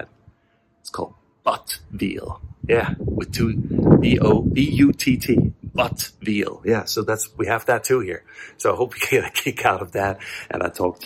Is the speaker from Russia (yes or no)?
no; Switzerland; moved away; So I grew up over here, and Zurich is over there. It's about 20 minutes.